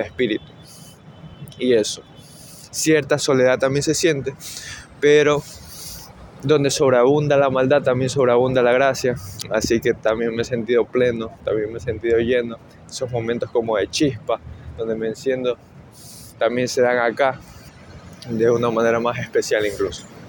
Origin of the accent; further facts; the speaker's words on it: Ecuador; now in New York, United States; soy ecuatoriano